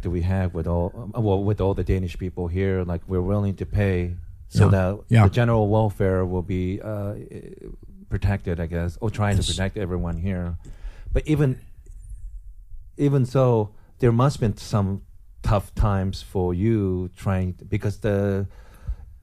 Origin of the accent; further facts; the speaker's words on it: Japan; now in United States; I'm originally from Japan, but I'm a naturalized U.S. citizen